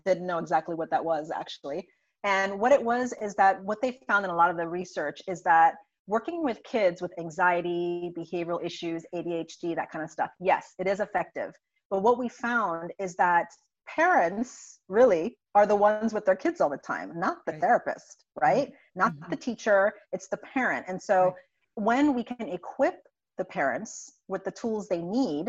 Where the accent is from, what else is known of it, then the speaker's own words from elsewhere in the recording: St. Croix, U.S. Virgin Islands; moved away as an adult; now in United States; I'm originally from St. Croix in the U.S. Virgin Islands, born and raised there